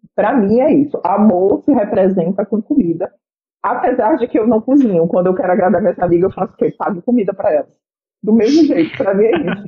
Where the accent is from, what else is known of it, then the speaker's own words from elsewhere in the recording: Bahia, Brazil; eu sou baiana